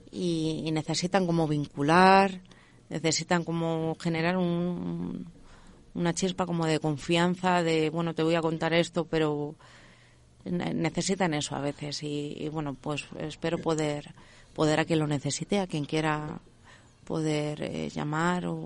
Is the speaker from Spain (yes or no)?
yes; Leganés, Community of Madrid, Spain; Yo soy de Leganés. Entonces, eh, bueno, yo eh, al instituto fui a Carabanchel